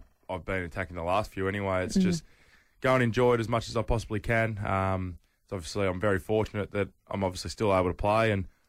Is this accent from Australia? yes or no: yes; Melbourne, Victoria, Australia; moved away as an adult; now in Adelaide, Australia; I'm from Melbourne